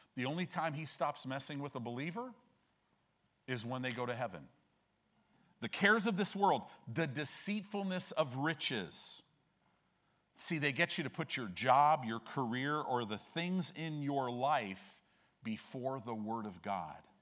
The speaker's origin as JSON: {"language": "English", "town": "Chicago", "region": "Illinois", "country": "United States", "tie": "born or raised there", "moved": "yes", "lives_now": "Omaha, United States", "said": "I was born in Chicago"}